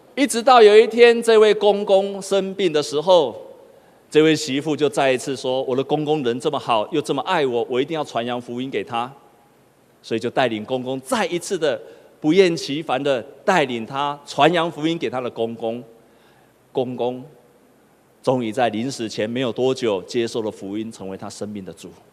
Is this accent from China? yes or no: no; Taipei, Taiwan; moved away as an adult; also born or lived in Penghu; 我是正港的台北囡仔，我是土生土长的台北，我家住在长安东路的那一端